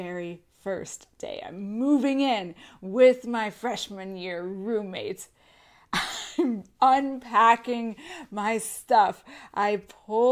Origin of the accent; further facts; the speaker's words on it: San Diego, California, United States; moved away as an adult; also born or lived in upstate New York; I grew up in San Diego my whole life, born and raised